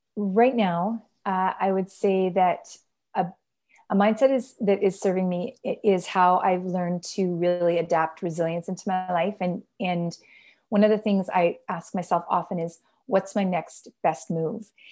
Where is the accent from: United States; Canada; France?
Canada; I am Canadian